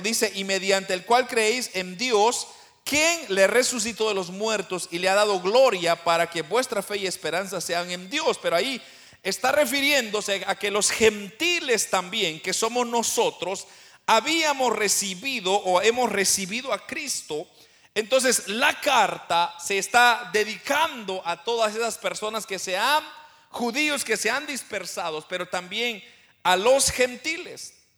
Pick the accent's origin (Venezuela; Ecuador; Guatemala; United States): Guatemala; now in Canada; yo soy de Guatemala, pero yo he sido dispersado por, por el norte, ahora yo ya no estoy en mi país original